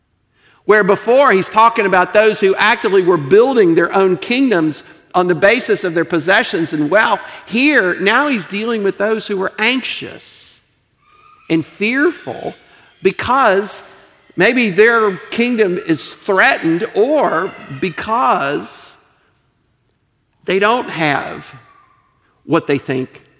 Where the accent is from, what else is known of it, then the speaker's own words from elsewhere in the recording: United States; also born or lived in Eastern Europe; I'm an American